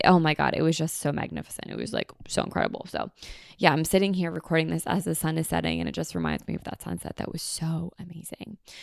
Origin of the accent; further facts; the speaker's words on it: United States; we are so American